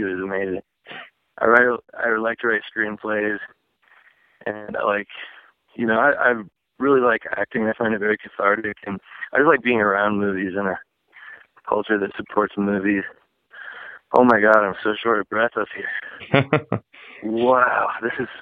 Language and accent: English; Dallas Center, Iowa, United States; moved away as an adult; also born or lived in Des Moines, Iowa; now in Los Angeles, United States; I'm actually from Iowa. I was born in Des Moines, Iowa, and I grew up in a small town outside of there. It was about 1,200 people or so. 1500 called Dallas Center, Iowa